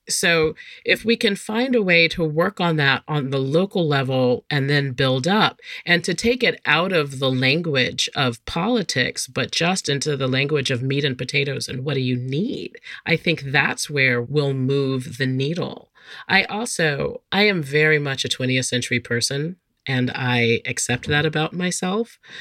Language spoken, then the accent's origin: English; North Carolina, United States; my home state of North Carolina